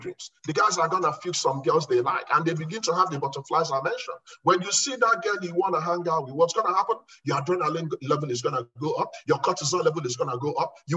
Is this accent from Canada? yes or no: no; Nigeria; moved away as an adult; also born or lived in Okofia; now in United States; I saw hell as a kid growing up in Nigeria